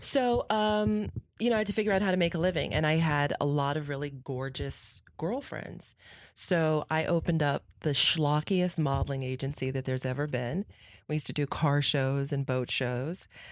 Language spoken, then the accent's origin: English; San Francisco, California, United States; also born or lived in Newark; I grew up in San Francisco